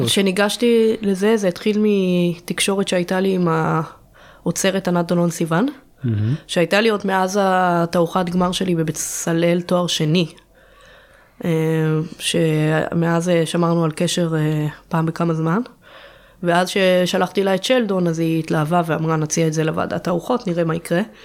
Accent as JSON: {"language": "Hebrew", "town": "Jerusalem", "region": "Jerusalem District", "country": "Israel", "tie": "born or raised there", "said": "נולדה למשפחה של ארכיאולוגים בירושלים"}